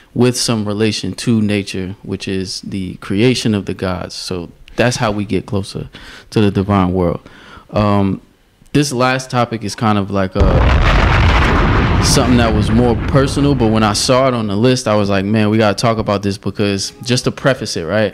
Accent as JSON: {"language": "English", "town": "Newark", "region": "New Jersey", "country": "United States", "said": "I'm from Newark."}